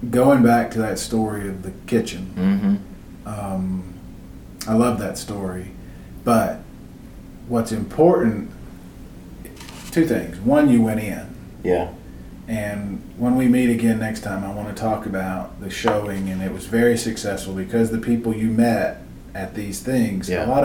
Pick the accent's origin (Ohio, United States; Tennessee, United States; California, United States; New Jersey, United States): Tennessee, United States; Chattanooga; Now I'm from Chattanooga